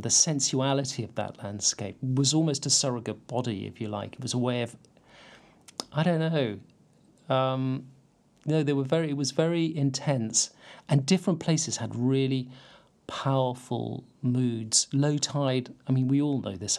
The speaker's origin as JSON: {"language": "English", "town": "St Ives", "region": "South West England", "country": "United Kingdom", "tie": "born or raised there", "said": "I grew up in St Ives, mm. or more precisely, I grew up in Carbis Bay"}